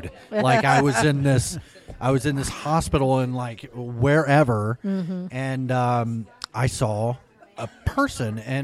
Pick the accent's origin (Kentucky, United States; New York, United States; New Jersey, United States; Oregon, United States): Kentucky, United States; Louisville; my hometown in Louisville